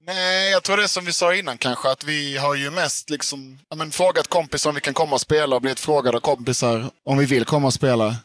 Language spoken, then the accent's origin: Swedish; Karlskrona, Blekinge, Sweden; moved away as an adult; also born or lived in Lund; Jag är från Karlskrona från början